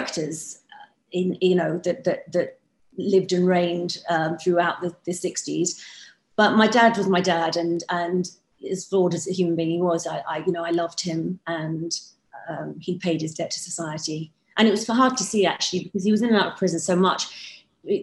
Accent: Hounslow, London, United Kingdom; growing up in Hounslow. There were lots of mods around my area

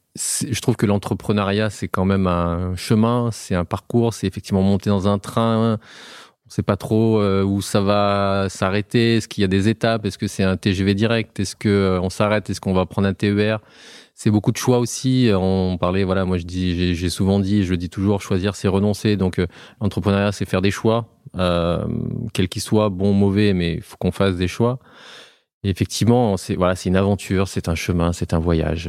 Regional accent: Auvergne-Rhône-Alpes, France; also born or lived in Haute-Loire; nous, on est Auvergnat. Euh, moi, j'habite en Haute-Loire euh, depuis euh, quelques temps

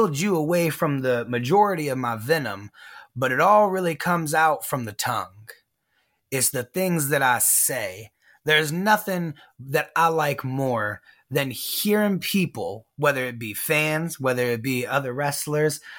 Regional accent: San Antonio, Texas, United States; also born or lived in Houston, Texas; born in Houston and then raised in San Antonio

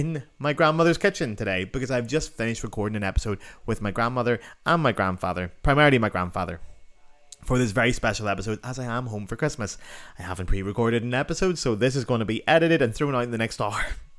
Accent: Northern Ireland, United Kingdom; my accent starts to slip back to my natural accent as I'm back home in Northern Ireland

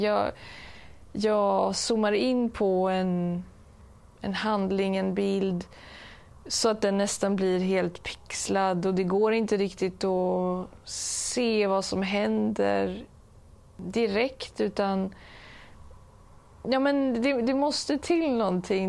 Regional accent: Stockholm, Stockholm County, Sweden; Jag är ju uppväxt i Stockholm

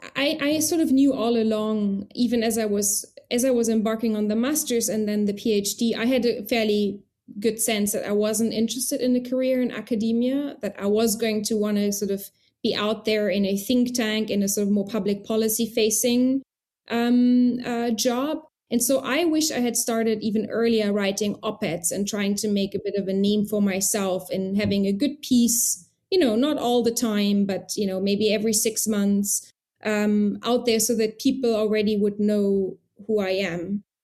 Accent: Trier, Rhineland-Palatinate, Germany; moved away as an adult; also born or lived in United Kingdom / Moscow, Russia / Beirut, Lebanon; now in Berlin, Germany; I was born in Trier in Germany

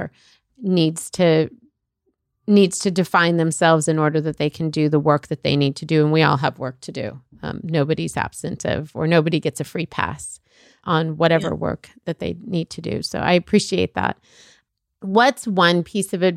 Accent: Egypt; now in United States; I'm a person that was born out of this country. I was born in Egypt.

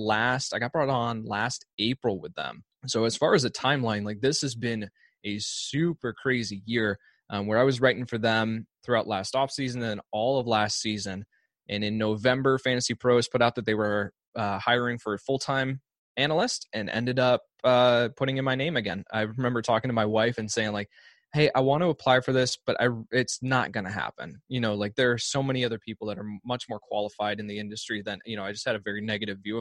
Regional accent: outside the Chicago area, Illinois, United States; I grew up outside the Chicago area

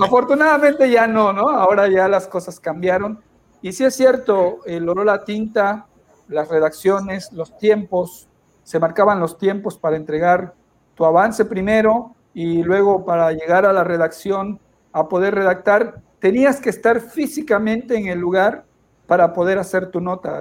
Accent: Villahermosa, Tabasco, Mexico; also born or lived in Cunduacán, Tabasco; soy originario de Villahermosa, ahí me formé.

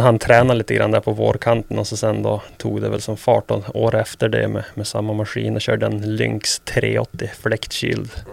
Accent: Sweden; moved away as an adult; now in United States; Här hemma i Sverige

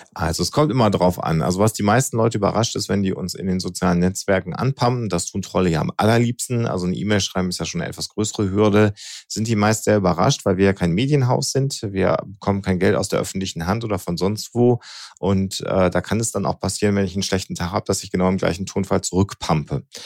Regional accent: Germany; bei uns in Deutschland

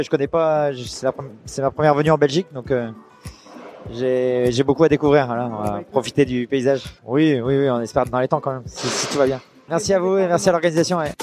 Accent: Brittany, France; also born or lived in Lorient; je viens de Bretagne

